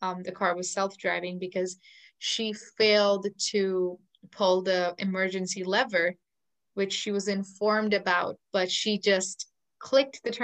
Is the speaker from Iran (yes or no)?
no; India; English is a second language; It's just my state, because India has 30 states and then 30 different languages